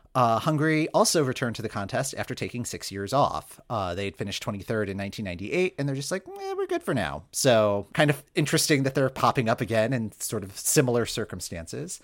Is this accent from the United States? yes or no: yes; Michigan, United States; moved away; I'm from Michigan originally